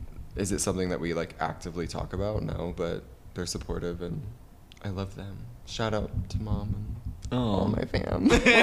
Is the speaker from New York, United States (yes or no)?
no; Ohio, United States; I'm from Ohio, which for those of you who don't know is next to, what is it next to?